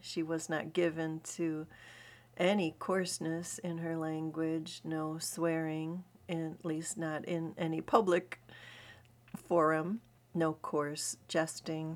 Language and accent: English; United States; I'm as American as apple pie